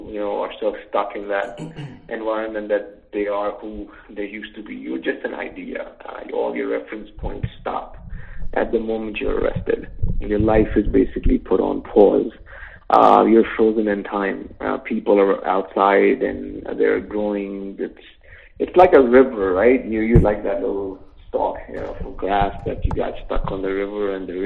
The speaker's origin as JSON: {"language": "English", "region": "New York", "country": "United States", "tie": "born or raised there", "also_born_or_lived": "Long Island", "moved": "yes", "said": "We grew up in New York, you know, half of our lives in Queens and Long Island"}